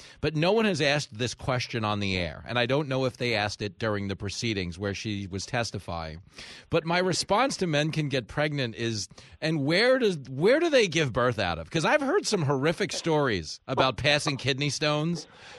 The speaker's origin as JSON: {"language": "English", "town": "New York City", "region": "New York", "country": "United States", "said": "as an Italian New Yorker"}